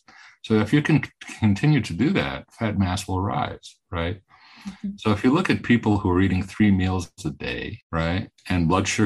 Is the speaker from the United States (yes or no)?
no; Greece; moved away; I'm from Greece, so I'm very interested in the Mediterranean diet. And I grew up in Greece